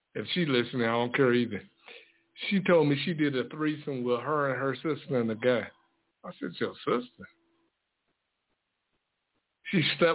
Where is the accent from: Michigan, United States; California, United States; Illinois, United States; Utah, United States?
Michigan, United States; Detroit; And I'm from the West Side.